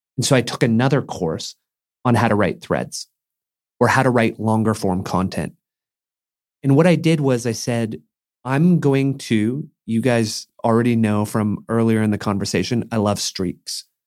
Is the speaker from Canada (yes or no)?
yes; Mission, British Columbia, Canada; moved away; a kid growing up in Mission